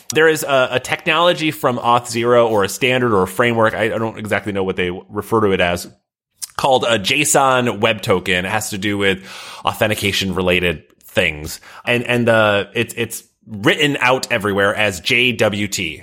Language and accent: English; Midwest, United States; now in Boston, United States; I'm from the Midwest